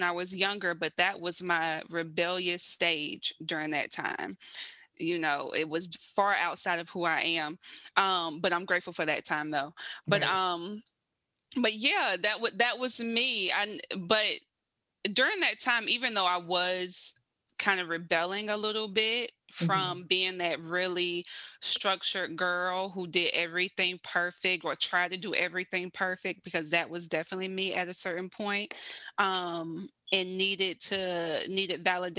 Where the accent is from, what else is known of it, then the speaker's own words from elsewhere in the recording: South Carolina, United States; now in Baltimore, United States; I'm from South Carolina, originally born and raised. I am like a true Southern girl.